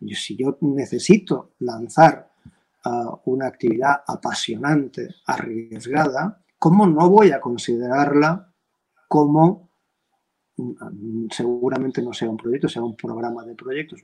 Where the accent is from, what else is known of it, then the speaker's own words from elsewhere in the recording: Valencian Community, Spain; aquí en mi tierra, yo soy valenciano